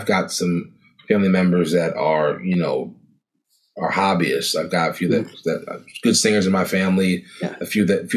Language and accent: English; Elkridge, Maryland, United States; I grew up in a town called Elkridge, a small town in Maryland. It's about 20 minutes south of Baltimore